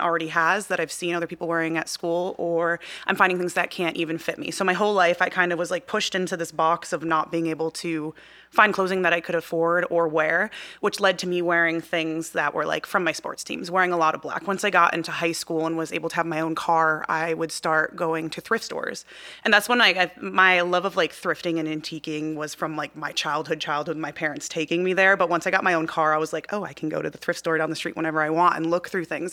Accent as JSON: {"language": "English", "area": "outside of Chicago, Midwest", "region": "Illinois", "country": "United States", "tie": "born or raised there", "said": "I grew up in the Midwest."}